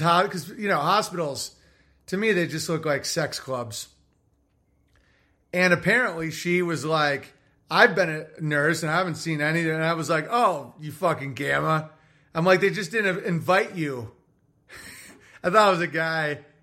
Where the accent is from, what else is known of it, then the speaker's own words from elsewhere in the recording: Massachusetts, United States; I grew up in the Berkshire Mountains of Western Massachusetts.